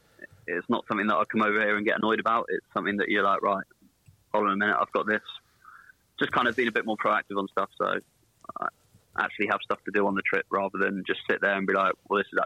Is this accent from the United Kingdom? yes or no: yes; England, United Kingdom; moved away as an adult; now in Italy; an English person who speaks English and very little Italian